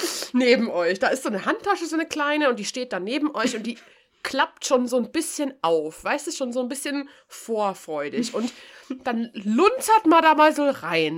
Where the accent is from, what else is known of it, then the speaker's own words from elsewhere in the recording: Bavaria, Germany; für mich als Bayerin